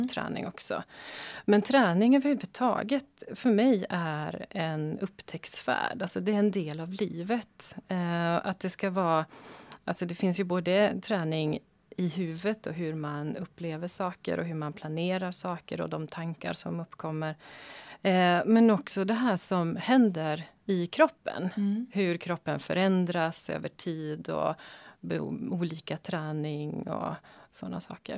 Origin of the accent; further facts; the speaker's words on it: Västerbotten County, Sweden; moved away; jag är född och uppvuxen i Västerbotten